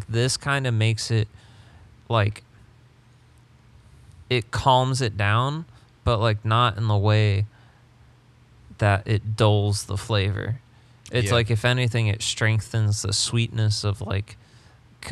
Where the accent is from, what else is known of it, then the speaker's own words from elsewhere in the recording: England, United Kingdom; I'm English